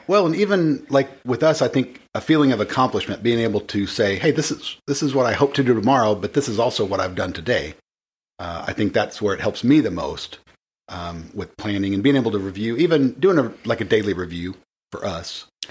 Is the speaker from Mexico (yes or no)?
no; the Bible Belt, United States; because I grew up in the Bible Belt